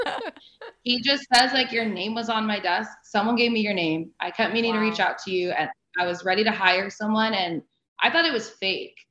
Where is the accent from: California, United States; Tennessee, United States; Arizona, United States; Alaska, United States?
Arizona, United States; I grew up in Arizona